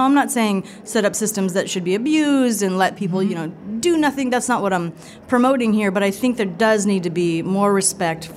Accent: Fresno, California, United States; also born or lived in Toledo, Ohio; my hometown, which is in Fresno, California.

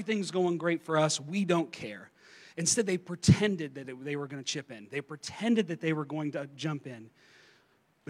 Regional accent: eastern Kentucky, United States; I grew up in eastern Kentucky. I grew up in Appalachia, kind of in the mountains. I grew up in coal country

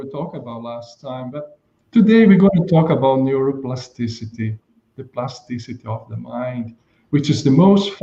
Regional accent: Brazil; moved away; I was in my hometown in Brazil

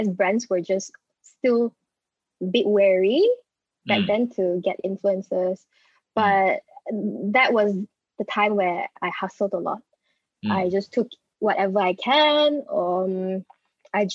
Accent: Pahang, Malaysia; also born or lived in Port Dickson, Malaysia; We're all from Pahang

